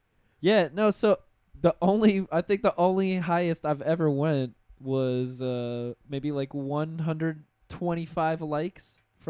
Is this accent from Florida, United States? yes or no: yes; Pensacola, Florida, United States; Pensacola is my hometown.